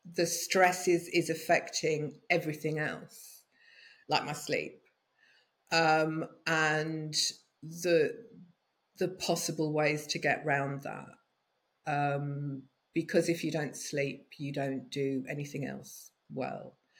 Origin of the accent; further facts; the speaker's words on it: United Kingdom; moved away as an adult; also born or lived in London; now in France; I've spent most of my life in the UK, but I've been living in southern France for the last seven years